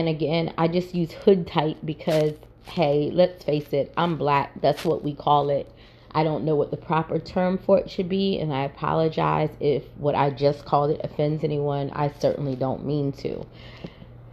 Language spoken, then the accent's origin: English; Salisbury, Maryland, United States; moved away as an adult; also born or lived in Baltimore, Maryland; now in Northeast Georgia, United States; the city of Salisbury, Maryland, where I was actually born and raised, and then I moved to Baltimore